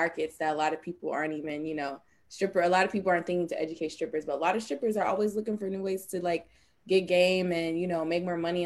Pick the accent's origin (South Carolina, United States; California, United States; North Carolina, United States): North Carolina, United States; I'm from North Carolina, born and raised.